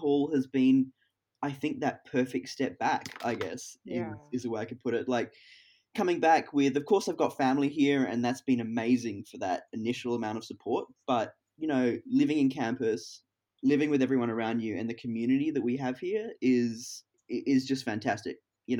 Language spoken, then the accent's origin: English; Hong Kong; I've never skydived. As you said, growing up in Hong Kong, there is just nowhere to do it.